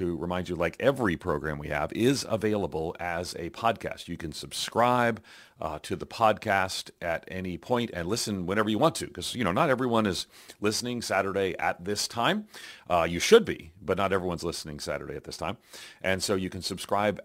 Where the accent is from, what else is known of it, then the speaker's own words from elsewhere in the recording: New York, United States; I grew up in New York